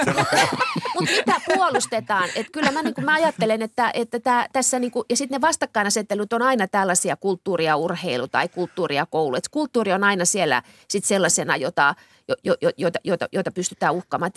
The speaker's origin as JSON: {"language": "Finnish", "town": "Kemi", "region": "Lapland", "country": "Finland", "tie": "born or raised there", "said": "kotikaupunkini Kemi"}